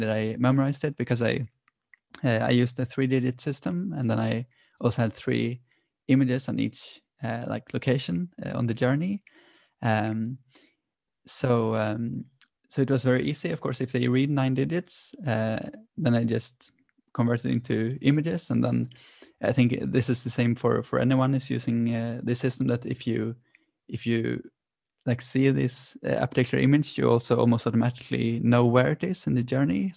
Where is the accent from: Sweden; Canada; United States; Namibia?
Sweden; born or raised there